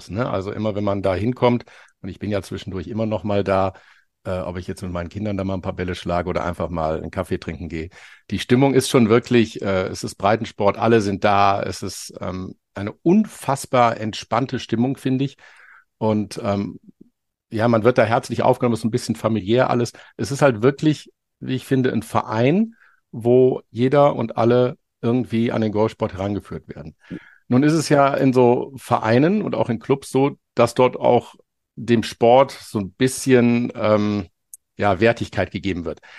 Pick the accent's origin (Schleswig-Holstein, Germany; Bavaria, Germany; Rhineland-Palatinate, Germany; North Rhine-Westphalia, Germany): North Rhine-Westphalia, Germany; Düsseldorf; Also ich bin ja gebürtiger Düsseldorfer und auch in Düsseldorf aufgewachsen